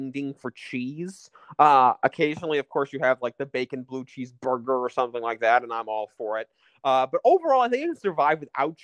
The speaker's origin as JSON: {"language": "English", "region": "New York", "country": "United States", "tie": "born or raised there", "moved": "yes", "said": "my hometown in New York when I grew up"}